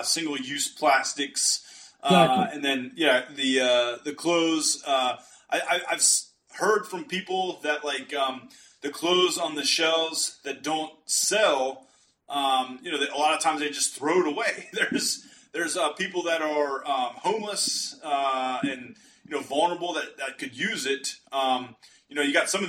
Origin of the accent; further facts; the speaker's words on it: Rust Belt, United States; I'm from the Rust Belt.